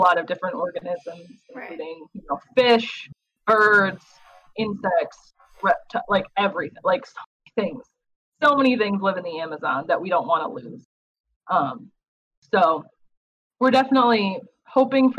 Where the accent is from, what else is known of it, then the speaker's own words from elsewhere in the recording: Wisconsin, United States; I grew up in Wisconsin.